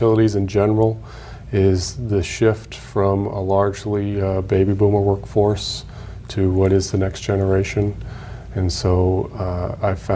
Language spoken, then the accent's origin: English; Acton, Massachusetts, United States; also born or lived in Harvard, Massachusetts; I grew up in Acton, went to Acton Boxborough